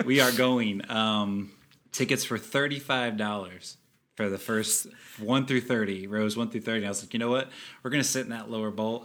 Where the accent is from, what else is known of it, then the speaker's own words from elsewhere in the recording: United States; we're both American